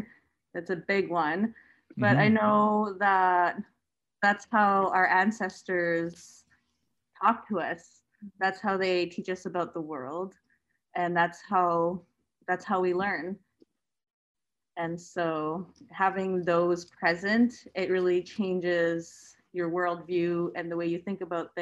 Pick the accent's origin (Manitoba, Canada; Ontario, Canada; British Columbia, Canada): Manitoba, Canada; Roseau River; I'm from Rosa River and we're an Ojibwe nation.